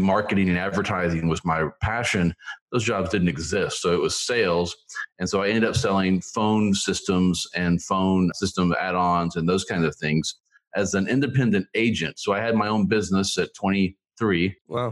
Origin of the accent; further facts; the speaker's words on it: Tulsa, Oklahoma, United States; moved away; also born or lived in Philippines / Missouri; I was born there when my dad was in the Navy. They quickly got me back to the States, and I grew up in Oklahoma in the Tulsa area